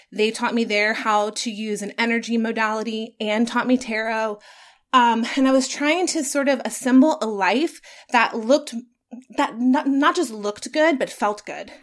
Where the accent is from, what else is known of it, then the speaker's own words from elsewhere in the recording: Atlanta, Georgia, United States; I got to work for my hometown radio station that I grew up listening